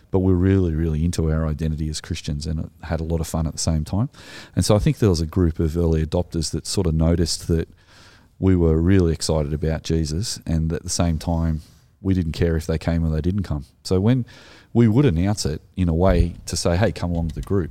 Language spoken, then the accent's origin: English; Australia; we are Australian